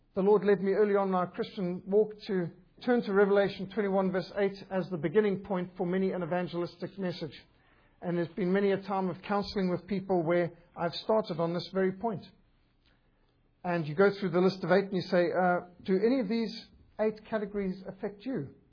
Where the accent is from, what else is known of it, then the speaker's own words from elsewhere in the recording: Zimbabwe; moved away; also born or lived in Cape Town, South Africa; I was brought up in Rhodesia, a magnificent country